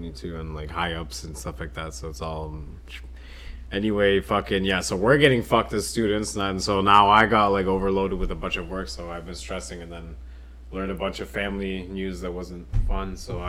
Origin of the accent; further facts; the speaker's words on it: France; Yeah, I grew up in France. I was so cultured, is what I'm saying.